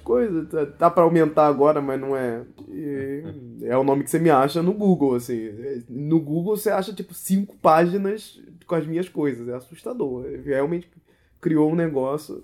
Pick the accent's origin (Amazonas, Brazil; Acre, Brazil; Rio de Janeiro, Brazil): Rio de Janeiro, Brazil; nasci no Rio de Janeiro